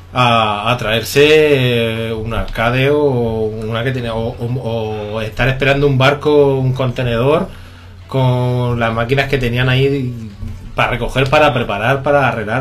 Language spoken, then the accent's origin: Spanish; Region of Murcia, Spain; also born or lived in near Petrer, Alicante; now in Petrer area, Spain; aun siendo murciano, resido muy cerca de vosotros